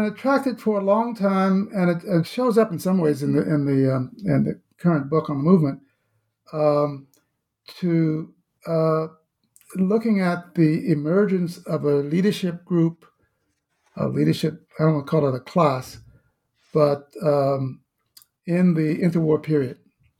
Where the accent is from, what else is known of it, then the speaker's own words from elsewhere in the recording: the South, United States; certainly my own experience growing up in the South in the mid-1950s